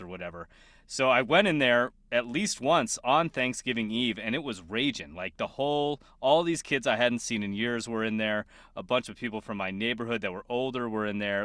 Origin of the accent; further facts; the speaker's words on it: Littleton, Colorado, United States; moved away; my hometown, Littleton